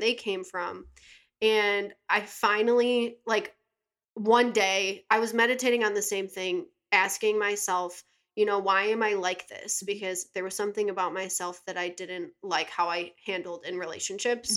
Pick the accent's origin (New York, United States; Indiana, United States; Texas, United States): New York, United States; Buffalo; moved away as an adult; also born or lived in California; I'm from Buffalo. I went to Williamsville South